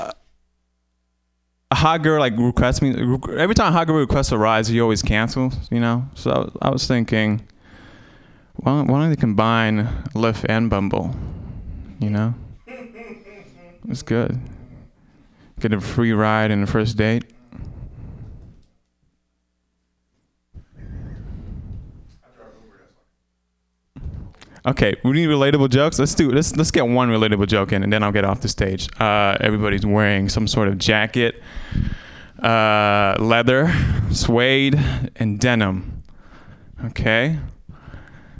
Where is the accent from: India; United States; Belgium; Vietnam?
Vietnam; moved away; I was born in Vietnam